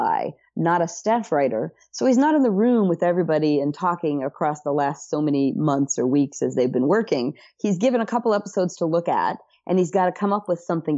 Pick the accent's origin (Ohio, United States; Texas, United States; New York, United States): Ohio, United States; moved away; I'm from Ohio originally